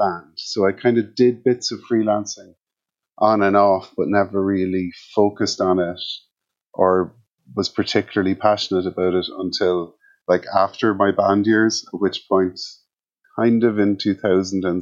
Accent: Kildare, Leinster, Ireland; also born or lived in Cork; we moved to Kildare when I was around 6 or 7 because my dad was in the army

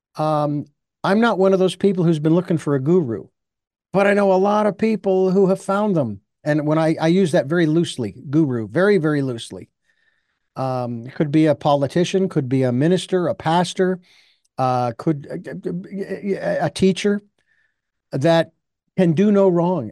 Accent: Phoenix, Arizona, United States; my hometown

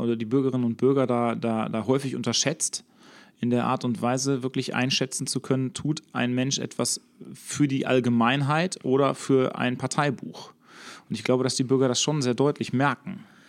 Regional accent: Herne, North Rhine-Westphalia, Germany; bei uns in Herne

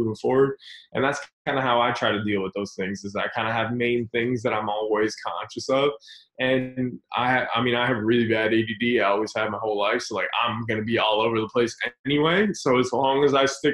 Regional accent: Florida, United States; moved away; also born or lived in New York; I'm from Florida too

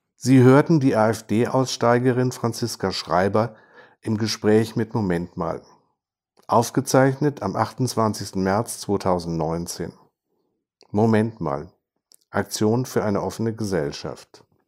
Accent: Hesse, Germany; bei uns in Hessen

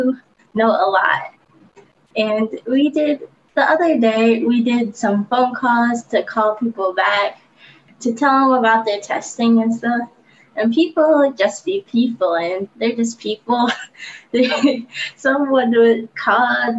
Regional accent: Detroit, Michigan, United States; I'm from Detroit.

